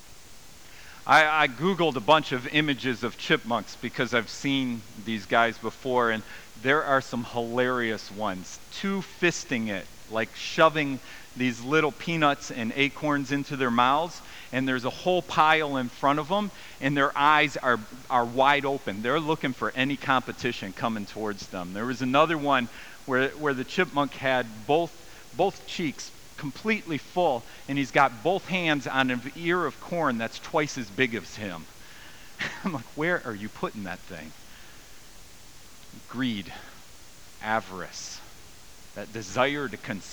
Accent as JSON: {"language": "English", "country": "United States", "moved": "yes", "lives_now": "Canada", "said": "I'm American"}